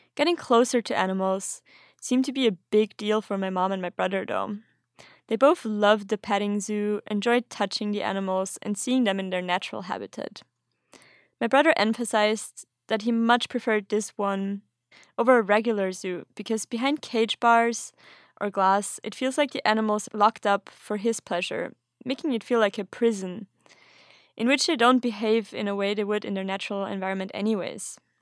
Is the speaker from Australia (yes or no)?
no; Austria; now in Sweden; I'm originally from Austria, but currently living in Sweden